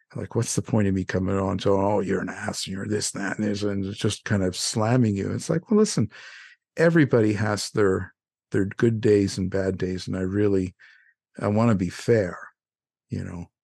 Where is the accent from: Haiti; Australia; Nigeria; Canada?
Canada; now in United States; I'm a Canadian boy